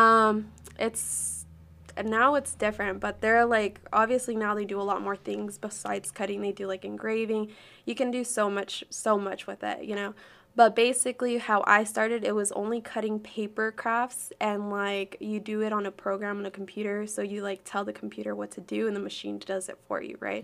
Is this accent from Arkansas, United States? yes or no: yes; Arkansas, United States; also born or lived in Chicago, Illinois / California; I was raised here my whole life